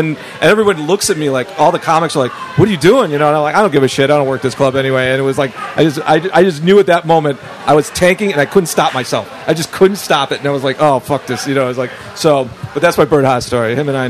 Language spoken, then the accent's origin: English; Chicago, Illinois, United States; I'm from Chicago.